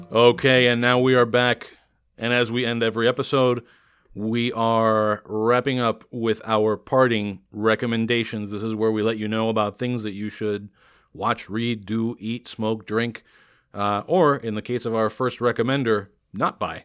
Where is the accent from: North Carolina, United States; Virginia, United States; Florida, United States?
Florida, United States; Miami; born and raised in Miami